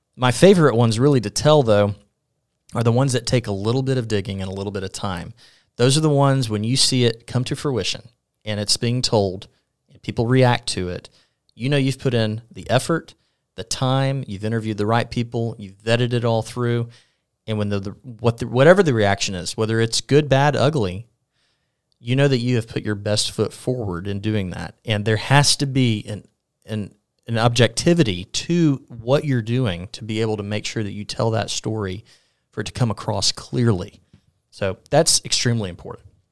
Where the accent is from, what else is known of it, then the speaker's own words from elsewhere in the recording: Mobile, Alabama, United States; now in Sylacauga, United States; born in Mobile, born and raised